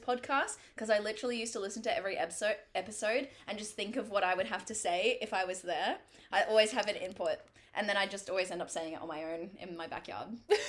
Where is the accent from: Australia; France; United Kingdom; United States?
Australia; Sunshine Coast, Queensland; moved away; I'm not from the Gold Coast. I'm very clearly from the Sunshine Coast. There's a big difference.